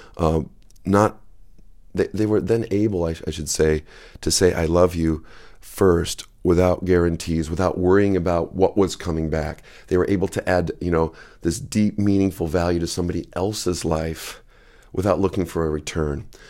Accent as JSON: {"language": "English", "region": "West Michigan", "country": "United States", "tie": "born or raised there", "also_born_or_lived": "Napa Valley / Japan / Grand Rapids", "moved": "as an adult", "said": "I grew up in West Michigan"}